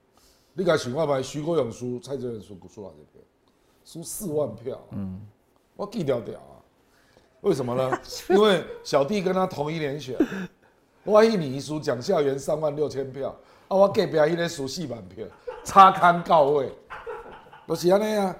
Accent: Kaohsiung, Taiwan; 因为，我高雄人啊，我很清楚啊，

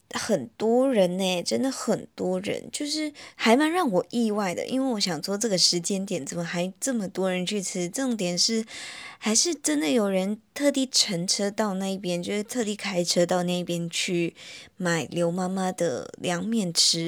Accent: Malaysia; now in Taiwan; 我自己啦，本身因为我马来西亚人嘛，然后我来到台湾

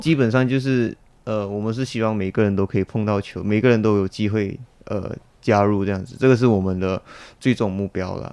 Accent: Malaysia; now in Taiwan; 我是马来西亚人

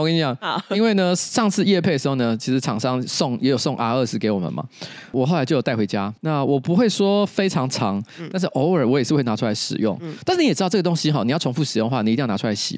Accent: Taipei, Taiwan; 我从小在台北长大

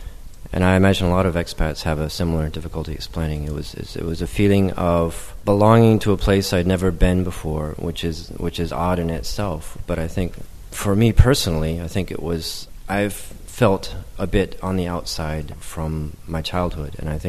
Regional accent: United States; moved away as an adult; now in Taiwan; I never really truly fit into the society when I was growing up in the States

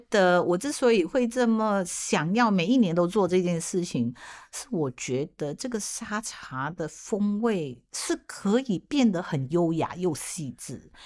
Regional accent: George Town, Penang, Malaysia; now in Taiwan; 我自己的家乡，就是我，我是马来西亚的槟城人嘛，槟城的这个潮汕人

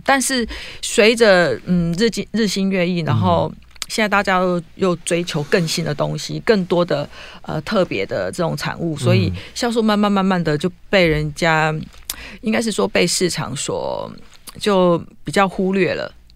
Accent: Taiwan; 我们台湾人

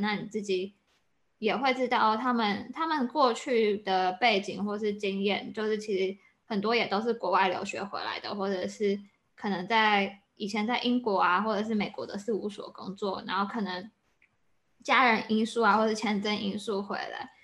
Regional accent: Taiwan; moved away as an adult; also born or lived in United States; 像我就是现在就在台湾工作

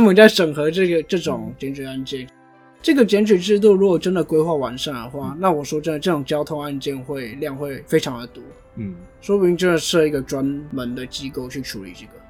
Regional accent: Taiwan; 我们台湾人

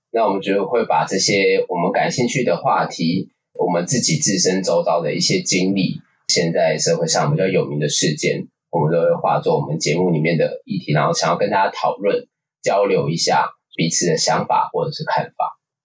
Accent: Taipei, Taiwan; 我是土生土长的土台北人

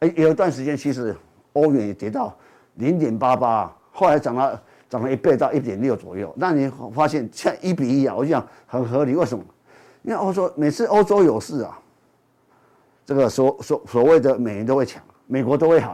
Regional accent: Taiwan; 所以相相对我们台湾人也一样

